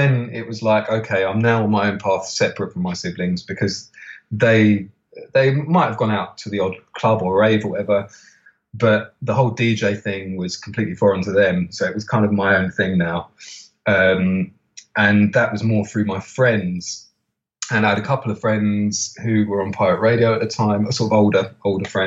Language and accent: English; London, United Kingdom; I grew up in Camden, so just surrounded by record shops